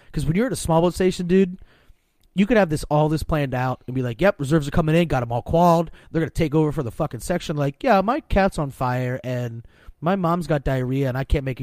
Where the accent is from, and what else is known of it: Pennsylvania, United States